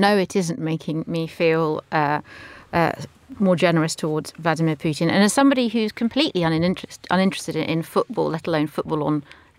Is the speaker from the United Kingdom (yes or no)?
yes; London, United Kingdom; English is a second language; I grew up in London, not speaking English at home, not celebrating Christmas, and I feel pretty well integrated myself.